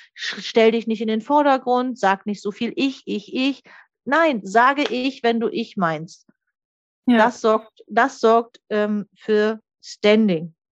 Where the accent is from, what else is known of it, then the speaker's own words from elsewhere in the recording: the North, Northern Germany, Germany; Ich komme ja hier aus dem Norden